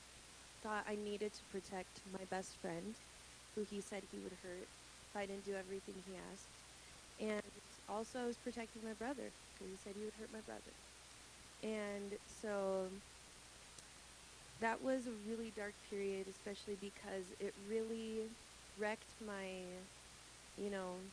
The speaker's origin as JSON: {"language": "English", "country": "Brazil", "tie": "born or raised there", "said": "Gabe and I are actually from Brazil. We were born and raised. We're missionary kids from Brazil."}